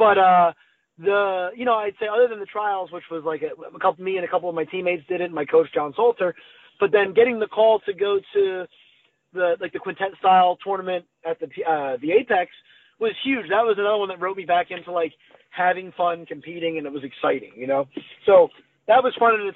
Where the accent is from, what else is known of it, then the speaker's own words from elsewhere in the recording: New Jersey, United States; moved away; I'm from New Jersey